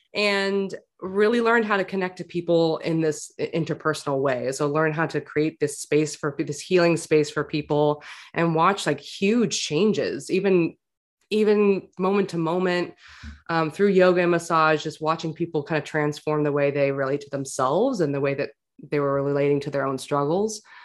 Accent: New York City, New York, United States; I grew up in New York City

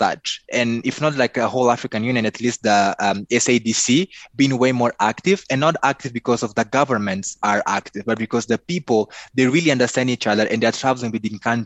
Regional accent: Mozambique

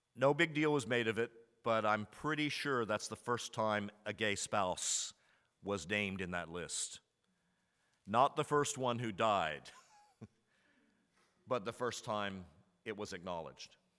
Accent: Commerce, Texas, United States; I was raised in Commerce, Texas, in a small university town

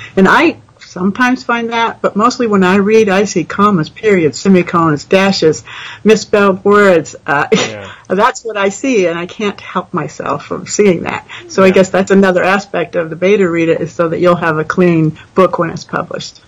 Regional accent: New England, United States; moved away as an adult; now in Texas, United States; I grew up in New England. I moved to Texas

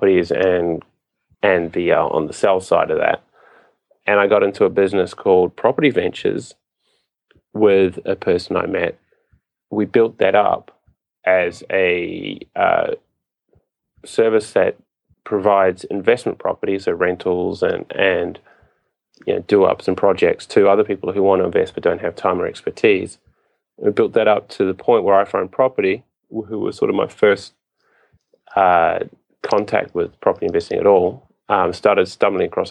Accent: New Zealand; moved away as an adult; now in Japan; I am from New Zealand.

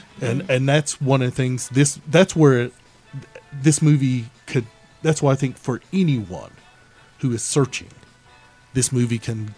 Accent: the South, United States; as a Southerner, as someone who's African American.

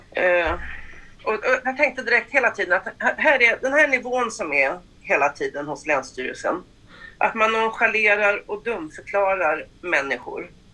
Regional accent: Stockholm, Stockholm County, Sweden; now in Mullsjö, Sweden; Jag är född i Stockholm mm. men eh, flyttade därifrån 84 ner till Mullsjö

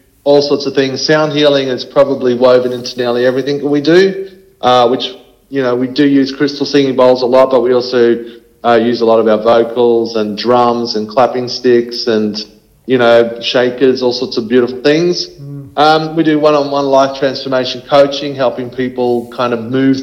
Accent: Queensland, Australia; moved away; I'm a Queenslander originally

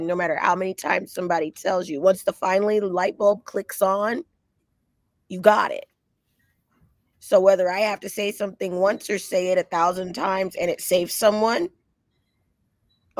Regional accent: Los Angeles, California, United States; I'm originally from Los Angeles, California.

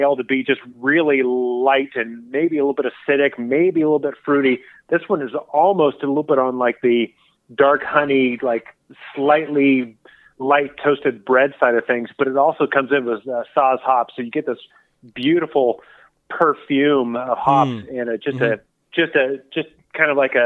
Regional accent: Southern California, United States; moved away as an adult; also born or lived in Oregon; I grew up in Southern California as well, and spent the last 18 years in Oregon

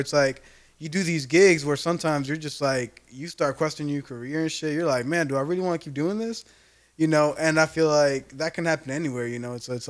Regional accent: Bradenton, Florida, United States; moved away; also born or lived in Jacksonville; Yeah, I'm from Bradenton. Same thing. It's 941. It's all 941.

